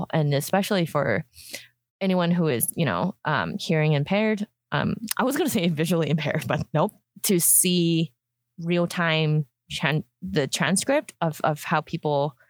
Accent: Hong Kong; moved away; I grew up in Hong Kong

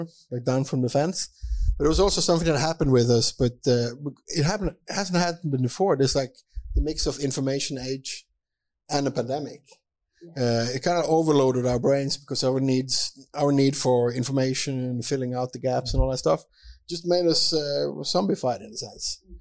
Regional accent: Bergen, Vestland, Norway; I'm from Bergen

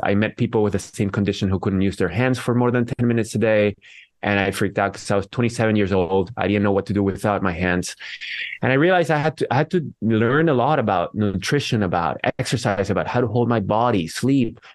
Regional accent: Venezuela; now in San Jose, United States; I am from Venezuela. I live in San Jose, California.

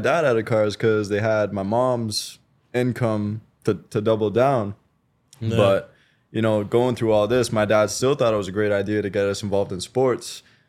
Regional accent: British Columbia, Canada; also born or lived in Quebec, Canada; I'm a bit of a military brat.

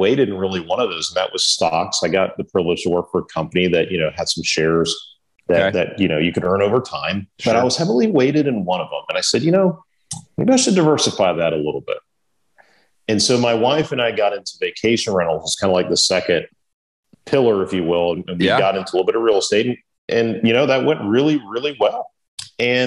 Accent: Miami, Florida, United States; moved away as an adult; now in Raleigh, United States; I'm originally from South Florida, from Miami

